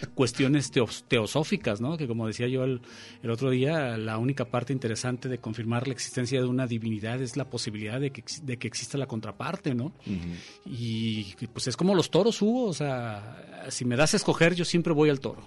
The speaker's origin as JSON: {"language": "Spanish", "country": "Mexico", "said": "somos más cercanos como mexicanos"}